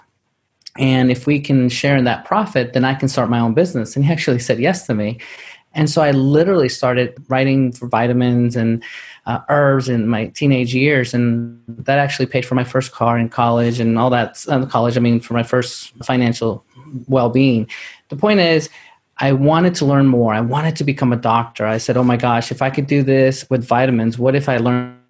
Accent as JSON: {"language": "English", "town": "New York City", "region": "New York", "country": "United States", "tie": "born or raised there", "moved": "yes", "lives_now": "Dallas, United States", "said": "I grew up in New York City"}